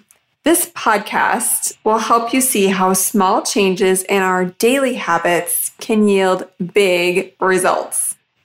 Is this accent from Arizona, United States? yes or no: yes; Arizona, United States; That's in my home state